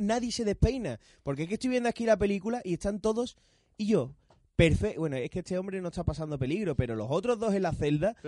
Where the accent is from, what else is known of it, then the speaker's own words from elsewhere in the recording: Spain; Somos españoles